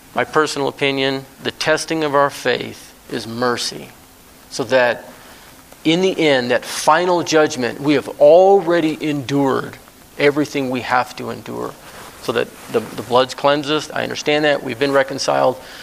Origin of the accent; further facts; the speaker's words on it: Alaska, United States; moved away; I was raised in Alaska for 30 years.